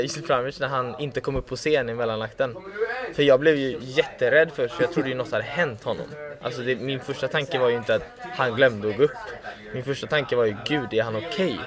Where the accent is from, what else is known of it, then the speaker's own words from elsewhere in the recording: Gothenburg, Västra Götaland, Sweden; moved away; also born or lived in Stockholm; jag kommer ju från Göteborg